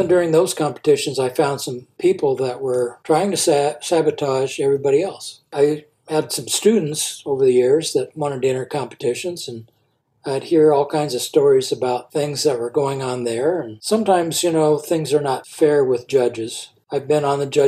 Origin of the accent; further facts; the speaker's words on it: Nebraska, United States; I'm from Nebraska